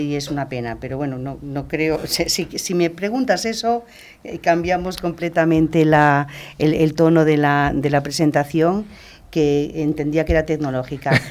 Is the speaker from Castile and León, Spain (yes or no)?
yes; Castile and León, Spain; nací en León